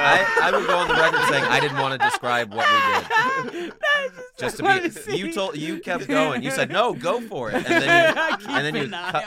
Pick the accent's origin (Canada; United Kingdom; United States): United States; Man, I just eat cheeseburgers and everything, man. I'm an American.